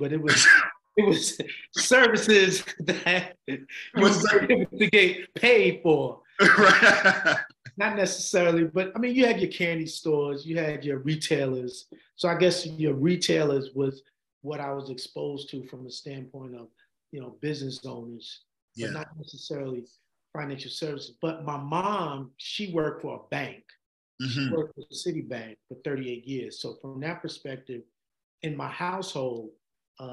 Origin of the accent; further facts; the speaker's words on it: New York City, New York, United States; also born or lived in Poughkeepsie, New York; I'm a graduate from Stevenson High School in the Bronx